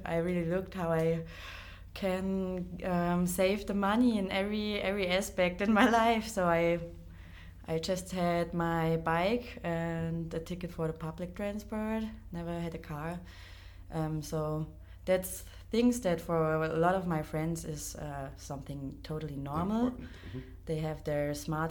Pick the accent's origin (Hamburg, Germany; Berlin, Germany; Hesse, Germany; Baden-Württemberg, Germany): Baden-Württemberg, Germany; Black Forest; moved away as an adult; I grew up in that small town that's in the southwest of Germany. It's the Black Forest region.